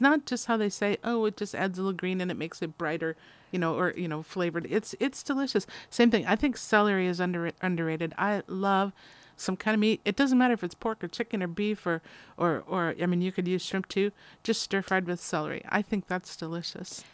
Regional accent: Midwest, United States; moved away; I'm from the Midwest

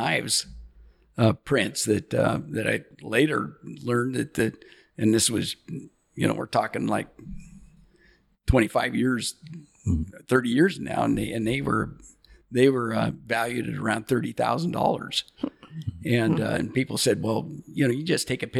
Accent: Astoria, Oregon, United States; we call it Native Born Astorians. And so there's not many of us in our class that has graduated and stayed here

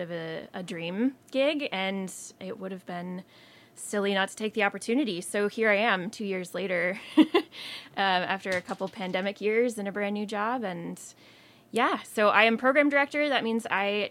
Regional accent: Eastern Washington, United States; moved away as an adult; now in Astoria, United States; I am originally from Eastern Washington, bounced around a little bit before winding up here in Astoria about 10 years ago.

